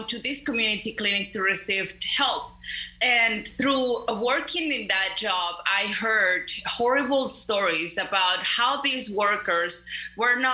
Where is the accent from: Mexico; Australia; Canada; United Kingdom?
Mexico; León, Guanajuato; English is a second language; moved away as an adult; also born or lived in Mexico City, Mexico; now in Arkansas, United States; I am originally from Mexico. I am from a city called León, Guanajuato, which is a city north Mexico City.